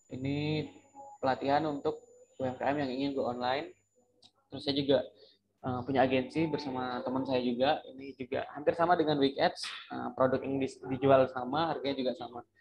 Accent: Dumai, Riau, Indonesia; moved away as an adult; also born or lived in Pekanbaru / Batam; now in Jakarta, Indonesia; itu asli Riau ya, asli Kota Dumai Riau. Oh, saya merantau, kuliah masih di Pekanbaru di Riau. Terus saya merantau dari Riau 2015 itu awalnya ke Batam.

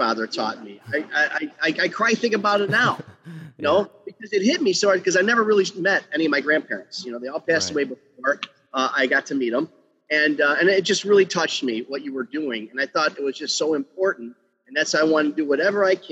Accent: Chicago, Illinois, United States; I was born on Taylor Street in Chicago's Little Italy.

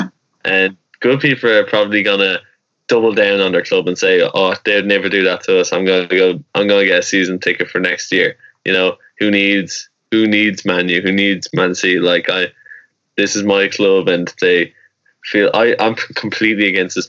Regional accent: Ireland; we're Irish.

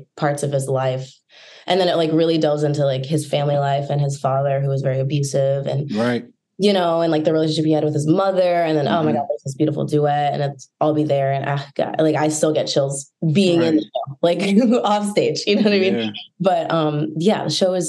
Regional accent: Indianapolis, Indiana, United States; now in New York, United States; I'm from Indianapolis

